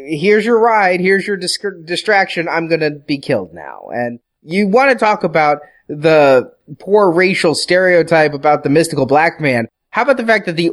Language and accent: English; Midwest, United States; moved away as an adult; as an adult, I moved away from the Midwest and then moved back